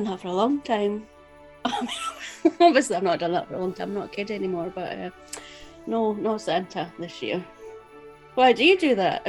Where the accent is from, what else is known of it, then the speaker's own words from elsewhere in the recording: Scotland, United Kingdom; moved away; I'm actually going back to my hometown in Scotland